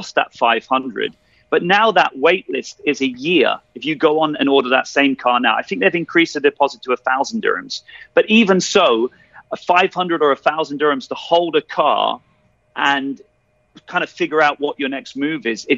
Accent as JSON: {"language": "English", "country": "United Kingdom", "moved": "yes", "lives_now": "Dubai, United Arab Emirates", "said": "as a Brit"}